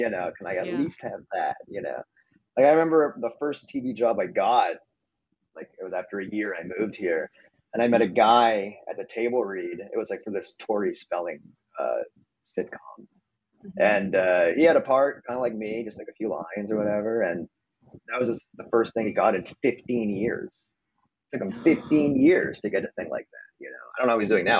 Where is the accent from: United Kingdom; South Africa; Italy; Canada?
Canada; Montreal, Quebec; moved away; where I'm from Montreal, Canada.